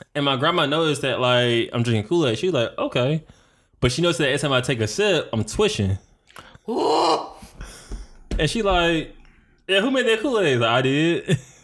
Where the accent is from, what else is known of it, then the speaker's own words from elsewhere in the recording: Detroit, Michigan, United States; I'm from Detroit